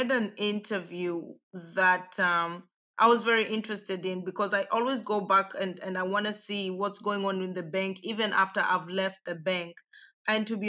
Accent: Kenya; moved away as an adult; also born or lived in Europe; I grew up in Kenya, born and raised. I lived 18 years in Kenya

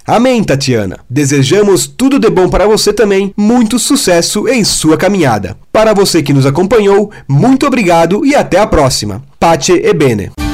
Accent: Rodeio, Santa Catarina, Brazil; Tenho 23 anos e sou da cidade de Rodeio, Santa Catarina

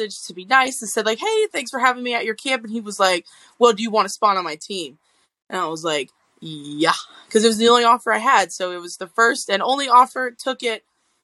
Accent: North Charleston, South Carolina, United States; Charleston, South Carolina, North Charleston

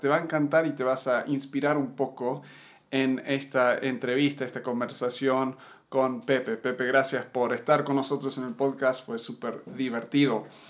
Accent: Buenos Aires, Argentina; moved away as an adult; also born or lived in United States / Uruguay; now in Mexico; soy de Estados Unidos de nacimiento, me crié en Argentina, en Buenos Aires, eh, viví un tiempo en Uruguay y ahora en México

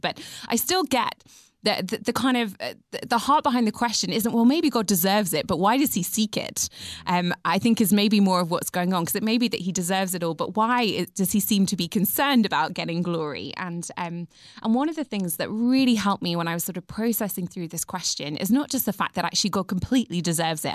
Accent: England, United Kingdom; I'm British, and in England, we kind of like to understate everything

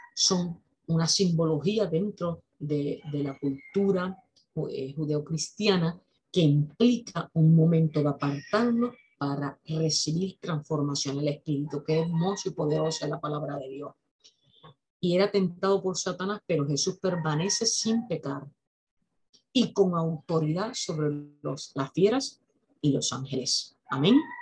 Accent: Aguadilla, Puerto Rico; Yo vivo en Aguadilla. Aguadilla es un pueblo al noroeste de Puerto Rico. Es un pueblo bañado por el Océano Atlántico. Yo estudié en las escuelas que están en el mismo pueblo

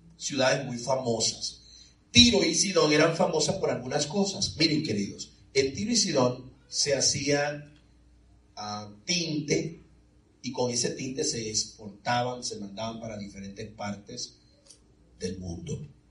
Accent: Santo Domingo, Dominican Republic; now in Florida, United States; yo soy de la República Dominicana, es decir, que soy de Santo Domingo

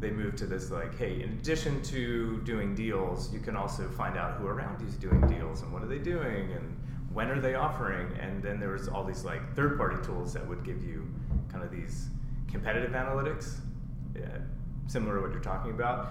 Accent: East Coast, United States; moved away; I grew up on the East Coast

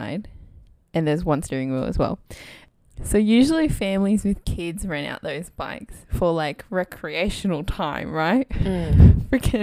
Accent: Australia; we're two Aussie Asian gals

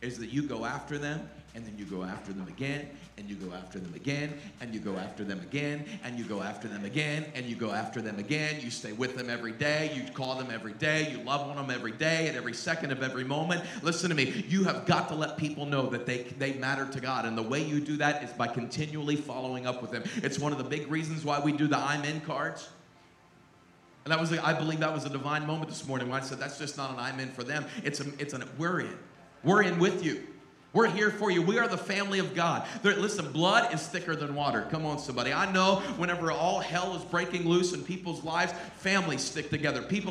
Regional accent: Pittsburgh, Pennsylvania, United States; I grew up in and around Pittsburgh

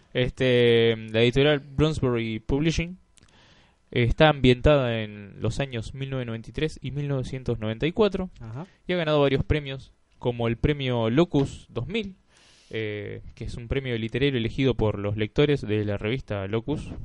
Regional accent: Rosario, Santa Fe, Argentina; como rosarino

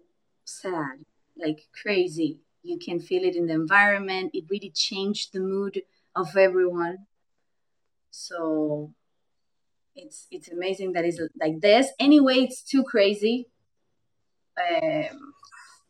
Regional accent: Argentina; English is a second language; also born or lived in Israel; Because Argentinians mainly don't we don't have English.

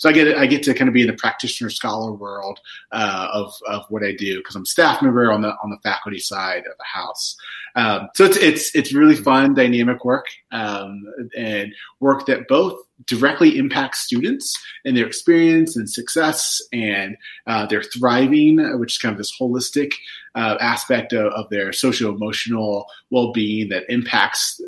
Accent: southwestern Virginia, United States; I grew up in Virginia, in southwestern Virginia

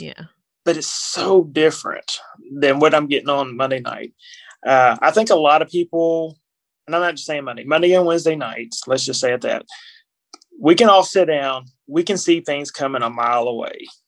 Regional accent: Kentucky, United States; I'm born and raised in Kentucky, in a small town in Kentucky.

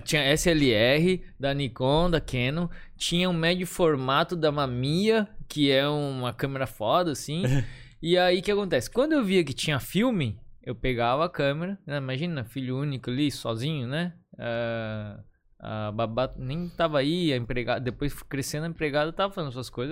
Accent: Florianópolis, Santa Catarina, Brazil; eu nasci em Florianópolis.

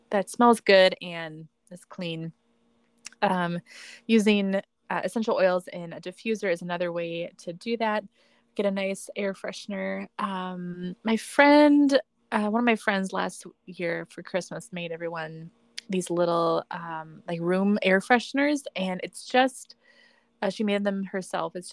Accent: Midwest, United States; I'm from the Midwest, everybody.

